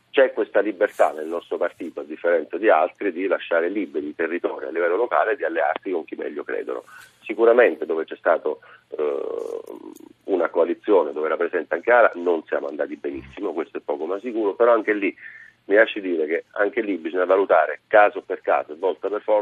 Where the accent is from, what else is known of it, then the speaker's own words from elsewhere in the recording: near Cagliari, Sardinia, Italy; accent: Sardinian; Io non sono di Caragonone, eh, eh, sono dalle parti di Cagliari